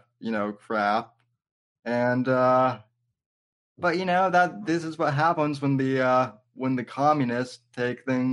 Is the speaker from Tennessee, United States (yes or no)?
no; Colorado, United States; I'm from Colorado. I'm out west